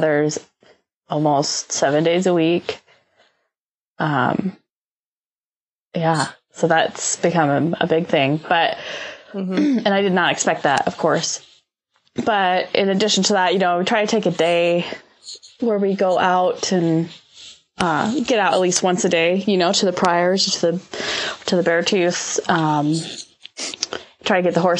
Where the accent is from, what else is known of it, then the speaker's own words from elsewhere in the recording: Worden, Montana, United States; I grew up in Warden